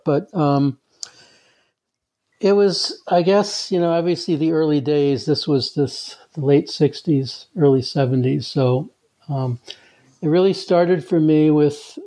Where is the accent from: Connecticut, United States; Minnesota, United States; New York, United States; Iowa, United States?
New York, United States; New York City; moved away as an adult; also born or lived in California; now in Canada; I'm actually from the States. Actually, it started out in New York City